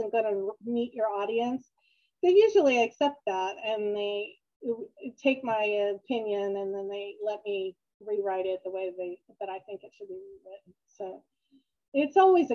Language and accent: English; Upper Darby, Pennsylvania, United States; also born or lived in Maryland; I'm from the Philadelphia area, and I grew up in Upper Darby